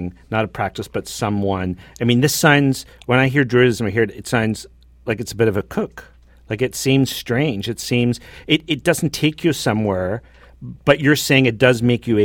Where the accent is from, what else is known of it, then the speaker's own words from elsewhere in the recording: Northern Ireland, United Kingdom; now in Canada; I grew up, obviously, in Northern Ireland, in the Protestant tradition.